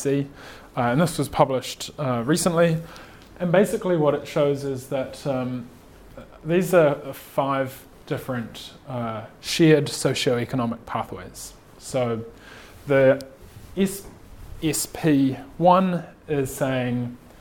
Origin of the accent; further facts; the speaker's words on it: Napier, Hawke's Bay, New Zealand; moved away as an adult; also born or lived in Michigan, United States / Silicon Valley, United States; now in Christchurch, New Zealand; I grew up in Napier, but moved to Christchurch to study my degree